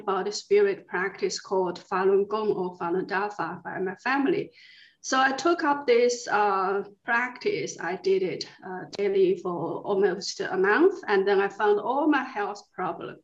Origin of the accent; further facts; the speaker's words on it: China; moved away; also born or lived in Beijing; I come from China. I actually was born in the year when the Cultural Revolution started. So I grew up during the Cultural Revolution in China